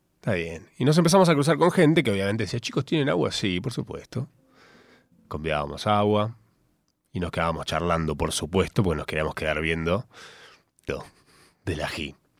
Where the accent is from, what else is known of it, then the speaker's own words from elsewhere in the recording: Capilla del Monte, Córdoba, Argentina; moved away as an adult; yo de chico viví en Capilla del Monte, Córdoba, hasta mis 19, y como buen cordobés